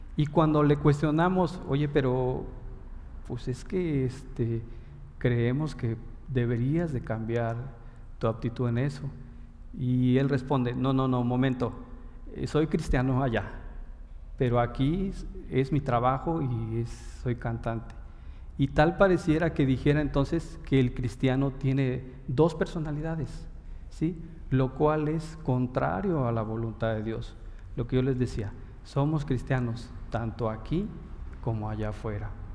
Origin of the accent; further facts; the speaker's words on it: Mexico; como buenos mexicanos estudiosos